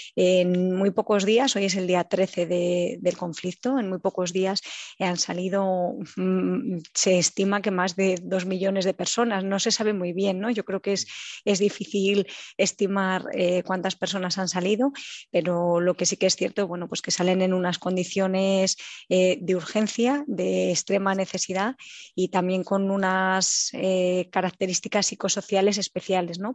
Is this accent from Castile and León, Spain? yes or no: yes; Ávila, Castile and León, Spain; moved away as an adult; now in Warsaw, Poland; nací en Ávila